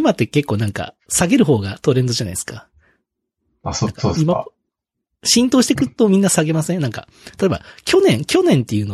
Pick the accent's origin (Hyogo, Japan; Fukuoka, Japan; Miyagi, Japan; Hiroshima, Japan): Hiroshima, Japan